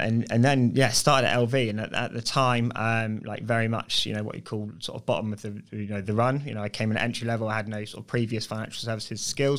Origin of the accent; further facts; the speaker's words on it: Bournemouth, South West England, United Kingdom; Yeah, so I grew up locally. So okay. I'm a Bournemouth lad. Always been a Bournemouth lad.